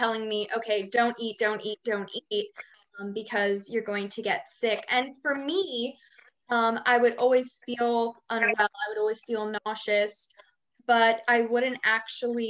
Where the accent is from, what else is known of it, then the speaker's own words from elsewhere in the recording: right outside of Philadelphia, Pennsylvania, United States; I'm from Pennsylvania, right outside of Philadelphia